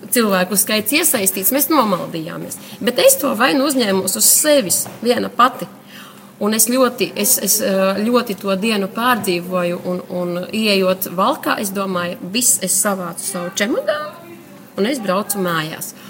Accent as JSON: {"language": "Latvian", "town": "Gulbene", "region": "Gulbene Municipality", "country": "Latvia", "also_born_or_lived": "Litene", "said": "esmu no Gulbenes. Es esmu dzimusi Litanē, bet tagad dzīvoju Gulbenē."}